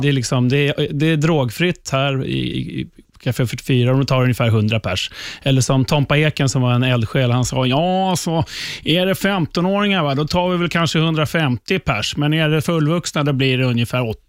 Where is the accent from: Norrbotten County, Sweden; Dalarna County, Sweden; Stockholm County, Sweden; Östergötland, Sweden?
Stockholm County, Sweden; Upplands Väsby; ute i Upplands Väsby, där jag är ifrån